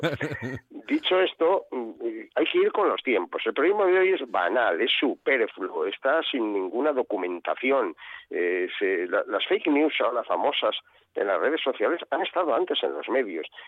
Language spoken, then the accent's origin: Spanish; Valladolid, Castile and León, Spain; En Valladolid se come muy bien, está, está mal que yo lo diga, porque parece que estoy tirando para mi tierra